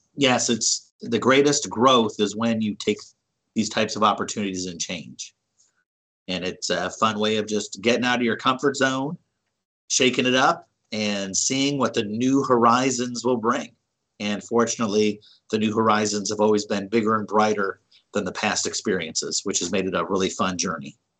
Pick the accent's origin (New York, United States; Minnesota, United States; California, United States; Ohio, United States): Ohio, United States; Cleveland; Growing up in Cleveland